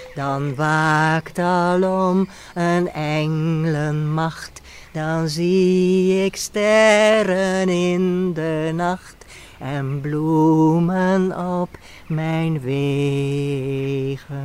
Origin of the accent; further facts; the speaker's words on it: Amsterdam, North Holland, Netherlands; also born or lived in The Hague, Netherlands; now in Antwerp, Belgium; Maar ik ben geboren in Nederland, in Den Haag. Dicht bij de Noordzee, maar daar weet ik niks meer van. Want toen ik twee jaar was, verhuisden wij naar Amsterdam